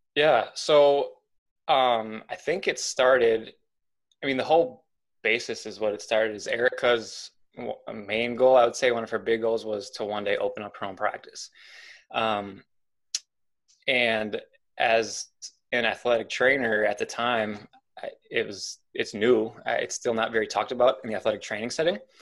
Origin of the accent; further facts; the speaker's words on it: Milwaukee, Wisconsin, United States; moved away; I'm not from this area. I'm originally from Milwaukee